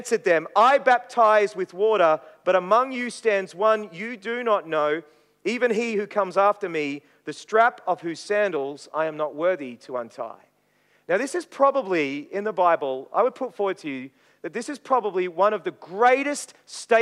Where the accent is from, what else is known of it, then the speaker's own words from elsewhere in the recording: Maryborough, Queensland, Australia; also born or lived in Brisbane; I grew up in Maryborough in Queensland